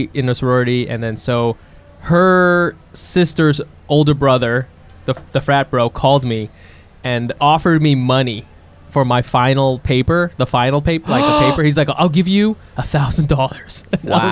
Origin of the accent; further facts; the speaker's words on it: Ohio, United States; I'm from Ohio